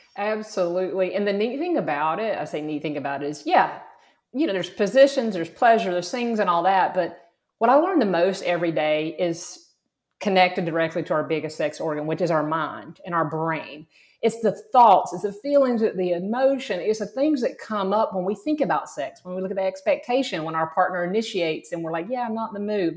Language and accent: English; South Georgia, United States; moved away as an adult; also born or lived in Florida; I grew up in South Georgia, very rural, very conservative.